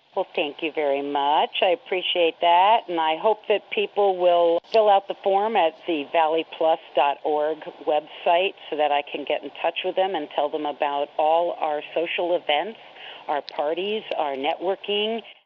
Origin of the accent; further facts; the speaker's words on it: New York, United States; moved away; also born or lived in Florida; growing up in New York State